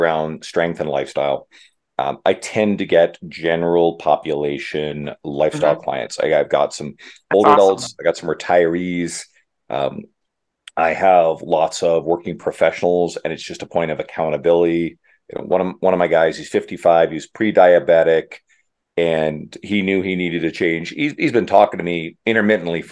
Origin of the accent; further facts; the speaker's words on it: Canada; I'm Canadian